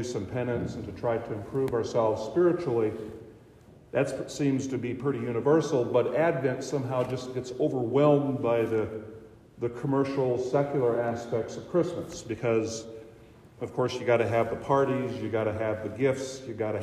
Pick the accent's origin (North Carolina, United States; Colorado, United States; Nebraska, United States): Nebraska, United States; Boyd County; moved away as an adult; now in Hartington, United States; I grew up here in Boyd County, went to church in Spencer